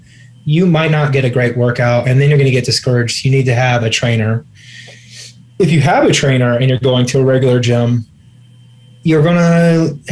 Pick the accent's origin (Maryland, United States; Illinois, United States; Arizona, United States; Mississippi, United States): Illinois, United States; Champaign; My hometown, Little Champaign, Illinois